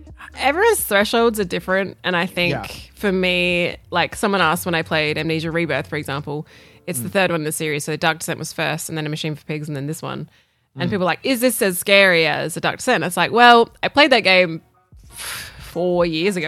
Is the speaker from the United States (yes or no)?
no; Australia; I'm still an Aussie girl